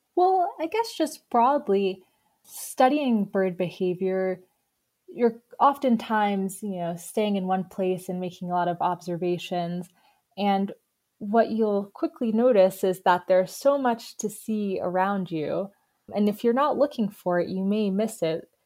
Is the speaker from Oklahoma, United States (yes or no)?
no; New York, United States; moved away as an adult; also born or lived in Boston / southwest Virginia; now in Virginia, United States; I'm actually originally from New York